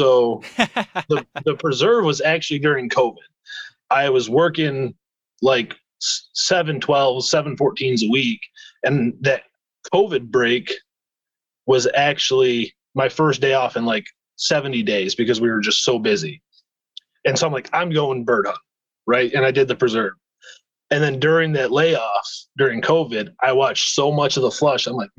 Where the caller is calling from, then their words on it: Brown City, Michigan, United States; So I'm calling from Brown City, Michigan, and it's right in the thumb of the Lower Peninsula.